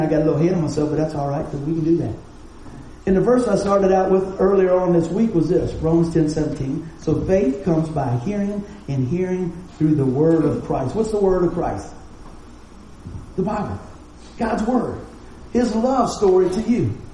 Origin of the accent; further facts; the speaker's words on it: West Virginia, United States; we're from West Virginia